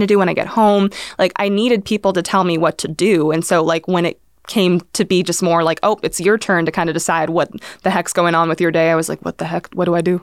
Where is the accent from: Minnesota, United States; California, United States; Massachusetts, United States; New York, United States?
California, United States; Irvine; growing up in Irvine